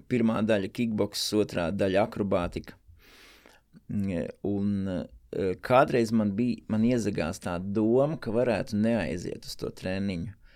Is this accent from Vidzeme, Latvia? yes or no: yes; Valmiera, Vidzeme, Latvia; es esmu no Valmieras, un Valmierā nebija E, nekādas sekcijas.